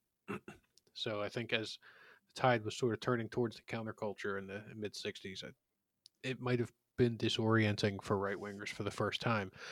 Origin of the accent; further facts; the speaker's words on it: Philadelphia, Pennsylvania, United States; I, I grew up in Philadelphia